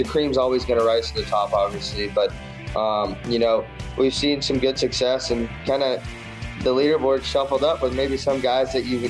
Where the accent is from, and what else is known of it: Las Vegas, Nevada, United States; born or raised there